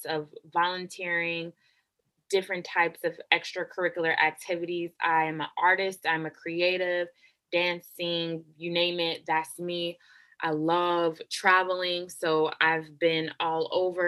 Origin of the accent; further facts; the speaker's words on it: Oakland, California, United States; moved away as an adult; also born or lived in North Jersey, New Jersey; I was born and raised in Oakland, California, grew up in the Bay Area my whole life